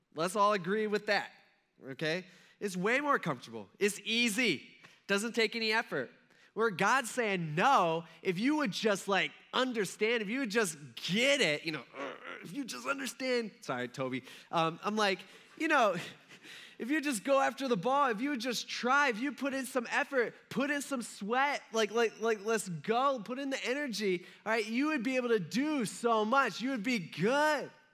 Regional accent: United States; I'm an American

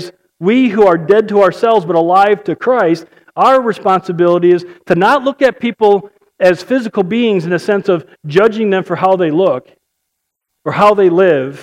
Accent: Chicago, Illinois, United States; I'm from Chicago. I can't speak right

